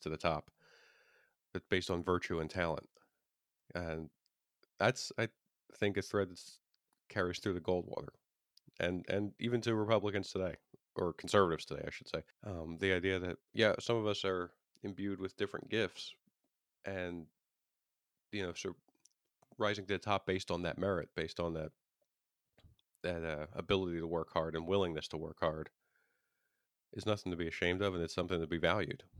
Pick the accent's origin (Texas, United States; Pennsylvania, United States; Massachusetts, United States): Pennsylvania, United States; my home state, Pennsylvania